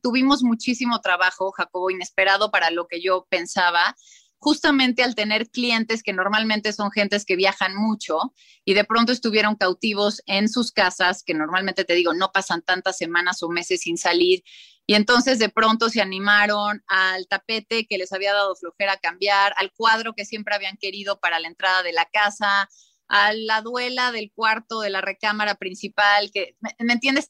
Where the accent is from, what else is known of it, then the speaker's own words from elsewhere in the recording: Mexico City, Mexico; also born or lived in Oaxaca; Luego crecí en San Ángel, esta colonia hermosa, colonial de la Ciudad de México